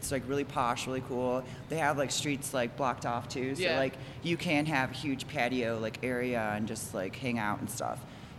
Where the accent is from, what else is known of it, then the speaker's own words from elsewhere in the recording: Chicago, Illinois, United States; now in Denver, United States; they know we're from Chicago.